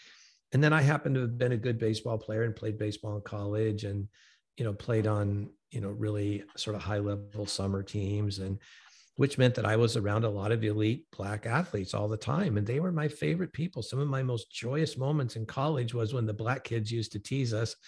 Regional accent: Santa Ana, California, United States; moved away as an adult; now in Franklin, United States; I grew up in Santa Ana, California, which is a majority Hispanic city. It's probably 80% Hispanic now. And when I was a kid, it was at least 50%. So I went to essentially a Hispanic high school.

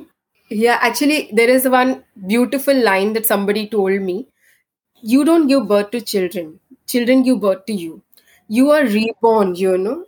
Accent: Bangalore, Karnataka, India; I'm from Bangalore

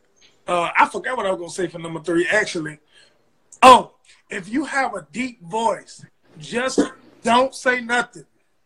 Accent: West Coast, United States; I'm from the West Coast.

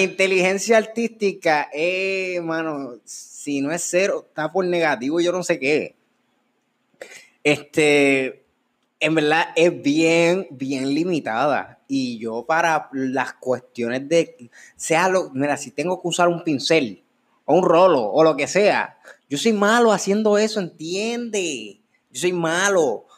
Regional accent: Puerto Rico; yo no soy francés, yo soy puertorriqueño y hablo español

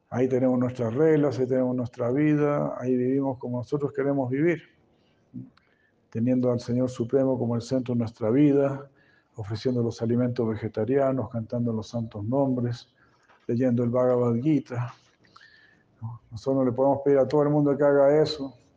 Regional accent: Chile; como chileno

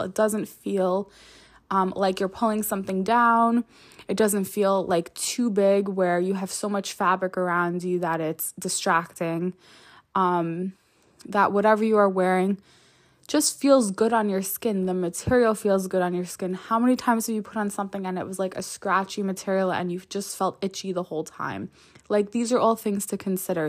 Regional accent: New York, United States; I'm a New Yorker

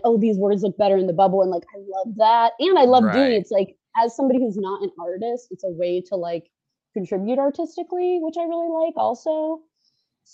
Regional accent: Pittsburgh, Pennsylvania, United States; moved away; also born or lived in New York; I'm from Pittsburgh originally

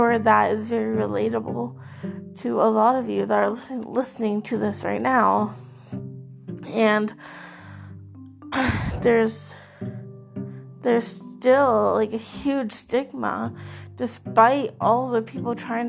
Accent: Canada; I am from Canada

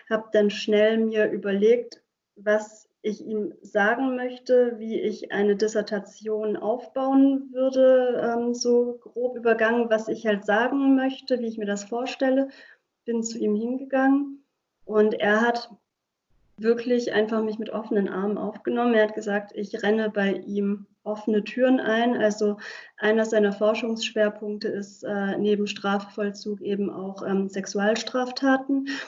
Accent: Germany; first language Hungarian; German is a second language; Und Ungarisch ist meine Muttersprache. Ich bin zwar in Deutschland äh, aufgewachsen und geboren auch, aber meine Familie kommt aus Ungarn.

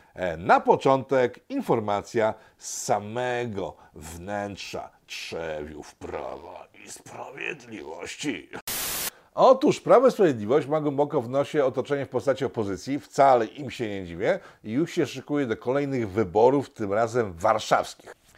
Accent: Łódź, Łódź Voivodeship, Poland; Jestem chłopakiem z Łodzi, przysięgam.

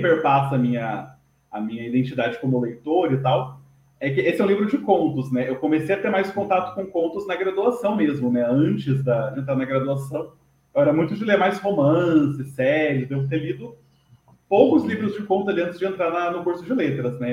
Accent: São José dos Campos, São Paulo, Brazil; Eu sou natural de São José dos Campos, na né, cidade do interior de São Paulo

